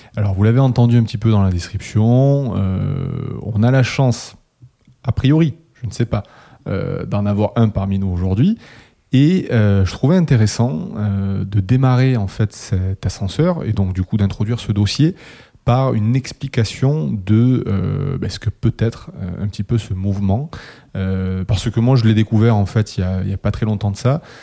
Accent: Toulouse, Occitania, France; le vieux de la bande, toujours présent, euh, toulousain aussi

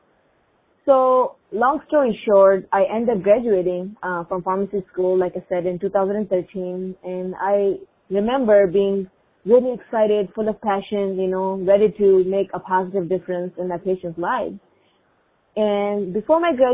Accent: Pakistan; first language Urdu; English is a second language; now in Minnesota, United States; I am originally from Pakistan, and growing up, my mom and other relatives, my aunts, used many natural remedies

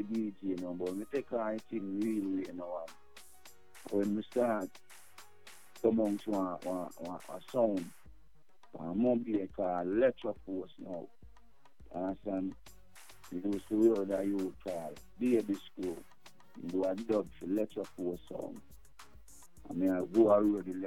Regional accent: Montego Bay, Saint James, Jamaica; I'm from Montego Bay in Jamaica.

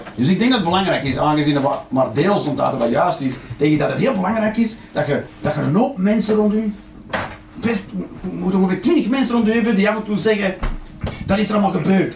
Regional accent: Flanders, Belgium; Als echte Vlaming

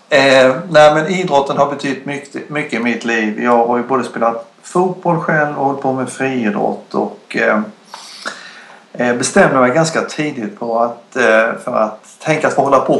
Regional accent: Dalarna County, Sweden; Jag kommer ju från Dalarna

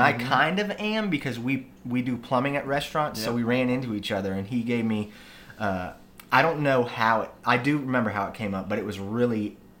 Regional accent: Virginia Beach, Virginia, United States; I'm a Tallwood guy.

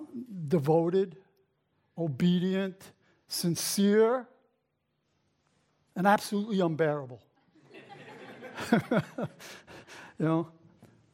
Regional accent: New York City, New York, United States; also born or lived in Brooklyn; I was raised in the Bronx.

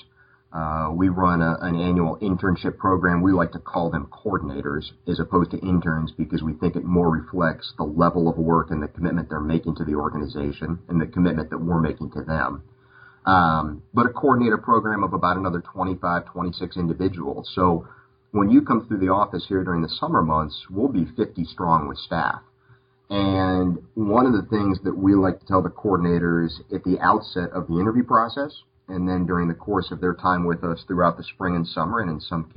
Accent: Tucson, Arizona, United States; moved away as an adult; now in North Carolina, United States; I was born in Tucson

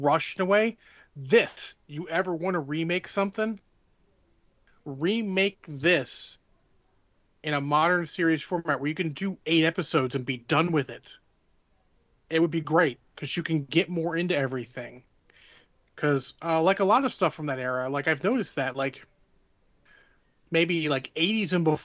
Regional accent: Maryland, United States; I grew up in the North. You can call Maryland the border state

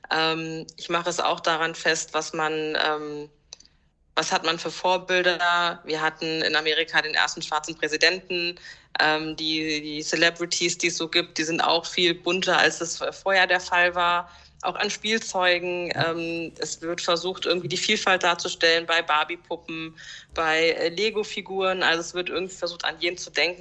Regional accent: Germany; ich bin auch hier geboren.

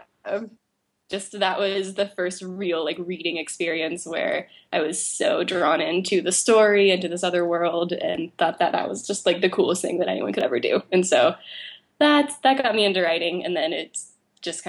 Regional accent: Oklahoma, United States; I grew up in Oklahoma

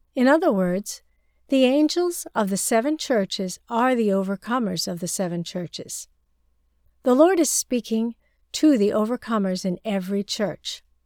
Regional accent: China; moved away; my rural hometown in China

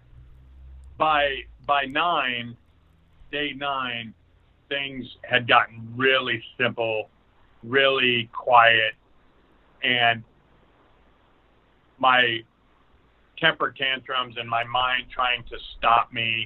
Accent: Burlington, Iowa, United States; also born or lived in Mediapolis, Iowa; I grew up in Burlington and then ended up graduating from high school from Mediapolis

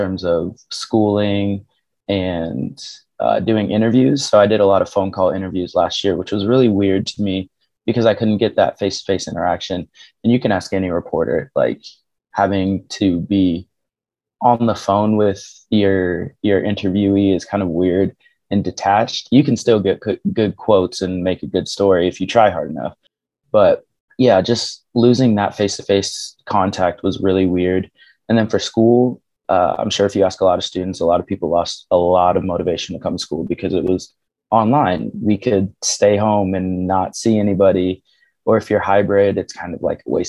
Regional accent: Kansas City, Missouri, United States; I grew up in Kansas City, Missouri

